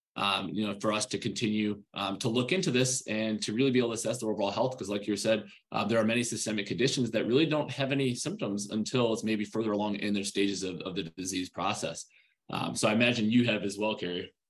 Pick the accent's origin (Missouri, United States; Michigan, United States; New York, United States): New York, United States; Rochester; growing up in Rochester, New York.